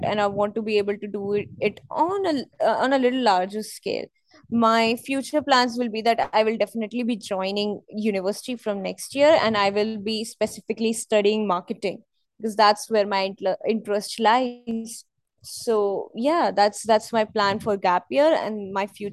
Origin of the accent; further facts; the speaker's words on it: New Delhi, Delhi, India; I'm from New Delhi and we have a lot of museums here